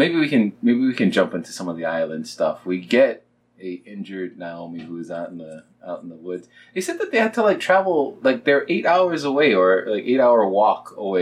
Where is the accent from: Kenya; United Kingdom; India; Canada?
Kenya; You thought, because I'm Kenyan, that I would just be the runner guy.